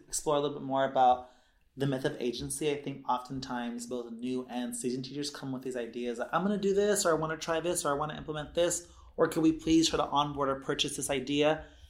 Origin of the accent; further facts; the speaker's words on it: Los Angeles, California, United States; moved away as an adult; also born or lived in Humboldt; I am a Southern California native, Los Angeles specifically, um, SoCal South Bay boy